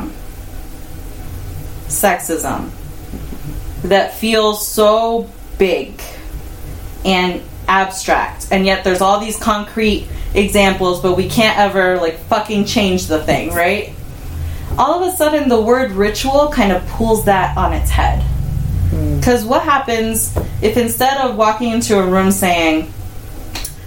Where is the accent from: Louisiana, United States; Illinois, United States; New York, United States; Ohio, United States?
Illinois, United States; Chicago; I grew up in Chicago